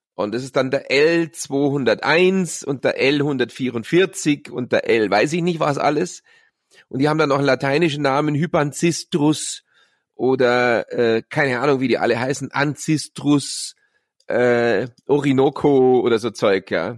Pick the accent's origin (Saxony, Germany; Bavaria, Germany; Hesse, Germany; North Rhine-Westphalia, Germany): Bavaria, Germany; Munich; in der Geibelstraße, wo ich aufgewachsen bin, in Bogenhausen